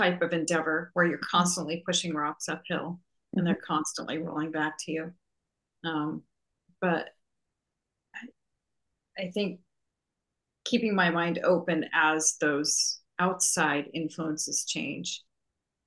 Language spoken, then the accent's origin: English; Canada; now in Virginia, United States; I grew up in Canada